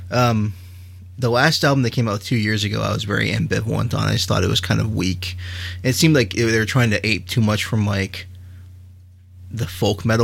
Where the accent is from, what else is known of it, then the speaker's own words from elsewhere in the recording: Texas, United States; Well, we're from Texas.